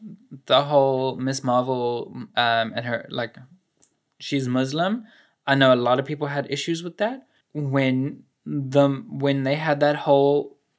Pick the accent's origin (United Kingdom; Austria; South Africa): South Africa; as a South African, as an African